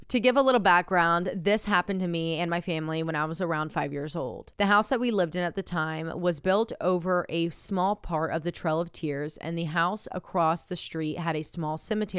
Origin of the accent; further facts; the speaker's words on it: Tennessee, United States; I'm also from Tennessee, about 3 hours from you.